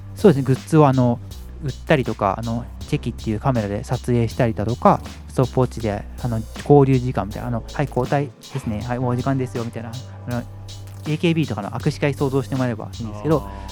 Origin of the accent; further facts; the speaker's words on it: Shizuoka, Japan; moved away as an adult; also born or lived in Hokkaido / Tokyo; 1回静岡の実家を戻って